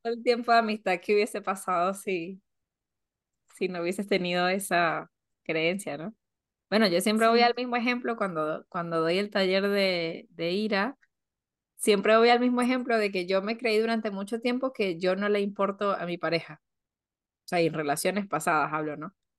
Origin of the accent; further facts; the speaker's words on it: Venezuela; now in Argentina; Y también yo como venezolana me puedo llegar a desligar de eso y decir, bueno, a ver, no, no porque yo venga de Venezuela